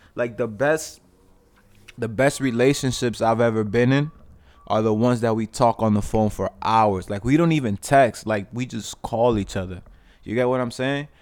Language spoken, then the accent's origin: English; New York, United States; I was born in New York.